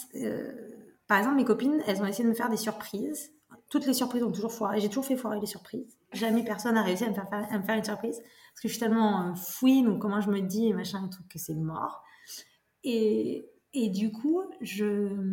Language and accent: French; Brive-la-Gaillarde, Nouvelle-Aquitaine, France; je suis née à Brive. Ouais. Donc, euh, fille d'ici